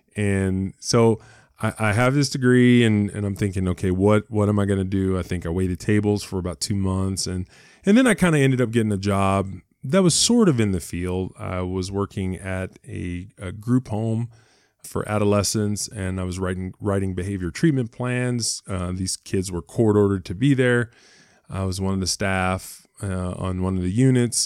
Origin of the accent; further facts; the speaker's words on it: Cleveland, Ohio, United States; moved away as an adult; I was born in Ohio, uh, in Cleveland, Ohio, uh, lived in Ohio uh, most of my life until, till I went to college